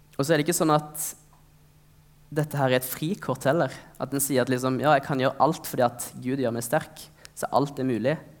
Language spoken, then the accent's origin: Norwegian; Norway; vi har vokst opp i Norge